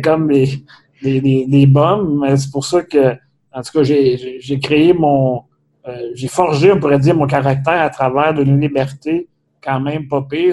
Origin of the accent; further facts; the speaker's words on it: Saint-Léonard-d'Aston, Quebec, Canada; on vient dans le coin de Drummondville, de Saint-Léonard-d'Aston